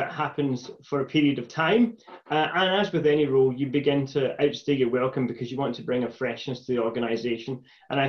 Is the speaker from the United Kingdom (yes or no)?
yes; Stewarton, Scotland, United Kingdom; also born or lived in Glasgow; I was born in East Ayrshire, in a village called Stewarton, and was the first of my family to go to and successfully come through university